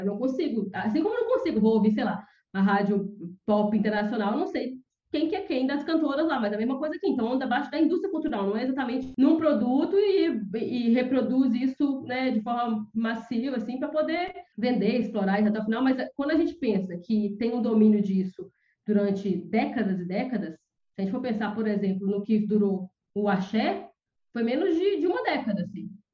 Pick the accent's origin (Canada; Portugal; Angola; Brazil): Brazil; interior of Minas Gerais; moved away; sou do interior, né? Minha cidade é uma cidade empobrecida do, do interior de Minas Gerais